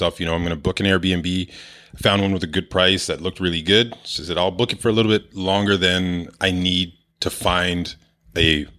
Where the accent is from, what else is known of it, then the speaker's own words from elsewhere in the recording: Toronto, Ontario, Canada; I moved out there from Toronto.